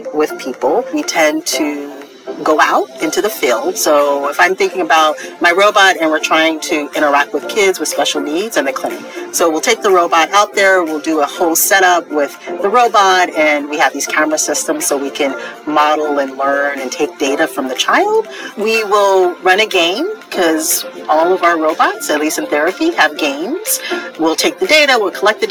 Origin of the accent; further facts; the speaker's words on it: California, United States; moved away; I grew up in California.